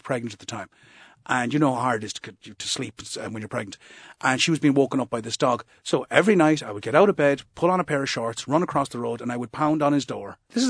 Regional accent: Moyross, Munster, Ireland; And as I say, I grew up in Moyross, so I'm not exactly afraid of confrontation.

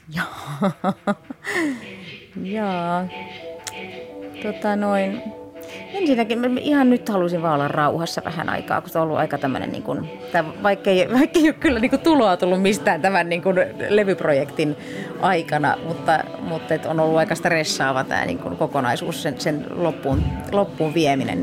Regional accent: France; moved away; also born or lived in Finland / California; lapsuuteni viettänyt Ranskassa, että se on yhtä lailla mulle semmoinen, niin kuin, että palaa lapsuuden maisemiin

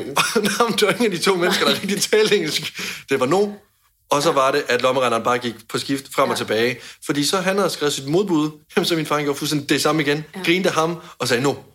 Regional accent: Denmark; hjemme i Danmark

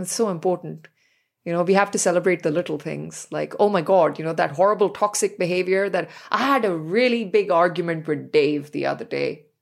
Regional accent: New Delhi, Delhi, India; growing up in New Delhi.

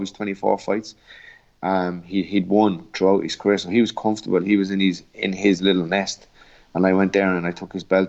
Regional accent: Portlaoise, Leinster, Ireland; the …

